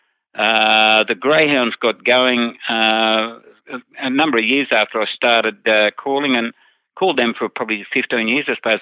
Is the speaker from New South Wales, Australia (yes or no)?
yes; Forbes, New South Wales, Australia; also born or lived in Bogan Gate, New South Wales; my hometown of Forbes